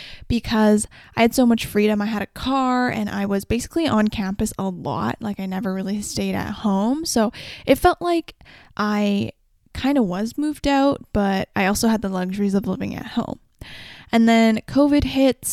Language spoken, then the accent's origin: English; Vancouver, British Columbia, Canada; I'm from Vancouver